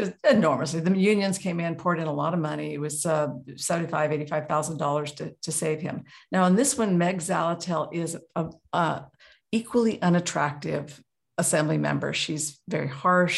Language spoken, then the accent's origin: English; Juneau, Alaska, United States; now in Anchorage, United States; I was raised in Juneau